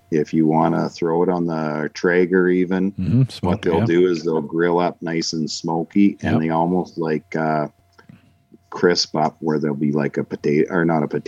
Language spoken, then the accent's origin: English; Canada